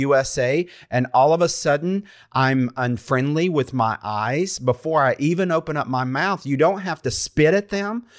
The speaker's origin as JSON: {"language": "English", "region": "North Carolina", "country": "United States", "said": "I'm from North Carolina"}